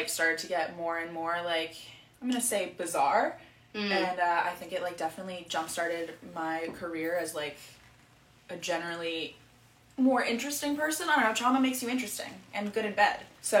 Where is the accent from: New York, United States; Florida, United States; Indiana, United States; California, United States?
Florida, United States; South; I grew up in South Florida, and my family was very conservative and, like, very immigrant-based. My mom is from South Africa, and my dad's from Ohio